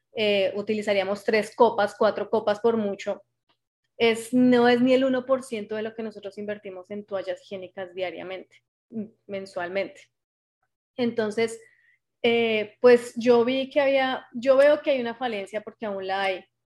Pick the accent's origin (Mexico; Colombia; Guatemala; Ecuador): Colombia; moved away as an adult; now in Canada; hago parte de las guías Scout de Colombia, aunque en este momento me encuentro en Canadá ya hace tres años.